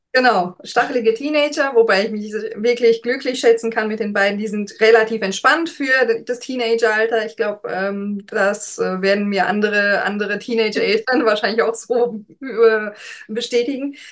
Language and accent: German; Heidelberg, Baden-Württemberg, Germany; moved away as an adult; now in Warnemünde, Germany; ursprünglich komme ich ja aus äh, Heidelberg oder aus der Nähe von Heidelberg.